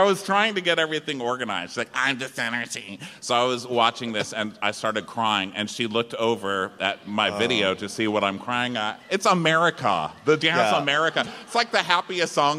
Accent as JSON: {"language": "English", "region": "Texas", "country": "United States", "said": "I'm from Texas"}